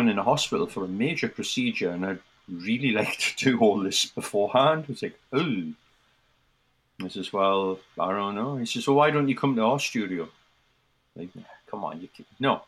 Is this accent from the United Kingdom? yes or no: yes; Newcastle upon Tyne, North East England, United Kingdom; moved away as an adult; also born or lived in New York City, United States; now in Florida, United States; my hometown of Newcastle